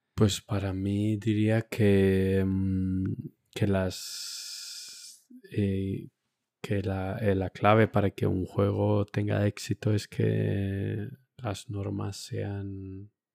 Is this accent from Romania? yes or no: yes; Romania; also born or lived in Spain; now in Munich, Germany; yo es que de pequeño en Rumanía